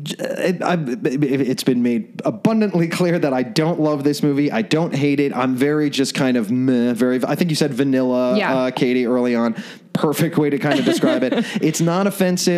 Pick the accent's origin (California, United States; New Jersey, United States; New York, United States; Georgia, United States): New Jersey, United States; moved away; I was born in New Jersey